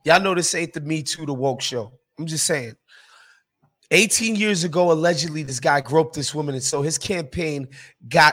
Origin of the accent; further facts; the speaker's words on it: New York City, New York, United States; New York City, my hometown, a place that I love